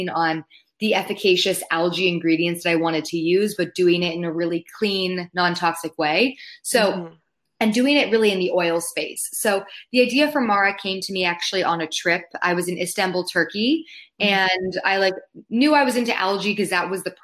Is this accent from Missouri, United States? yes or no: no; Palos Verdes, California, United States; moved away; I grew up in Southern California with the ocean as my backyard, which I now realize I took for granted because I don't live next to the ocean anymore. But growing up, I grew up in a place called Palos Verdes.